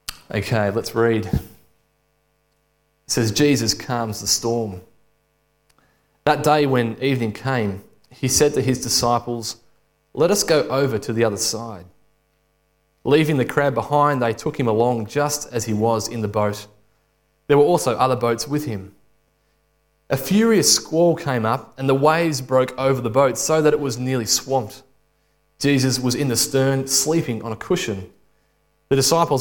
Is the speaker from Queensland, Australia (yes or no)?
no; Alexandra, Victoria, Australia; I grew up in Alexandria and went to a state school